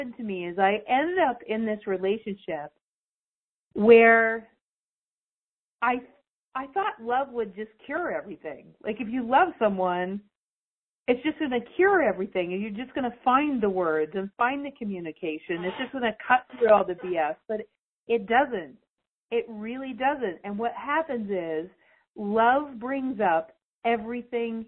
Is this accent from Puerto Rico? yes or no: no; Canada; I'm Canadian